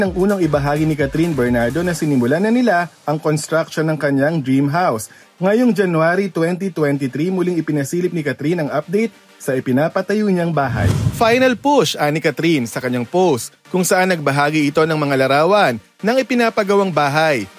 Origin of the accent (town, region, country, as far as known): Philippines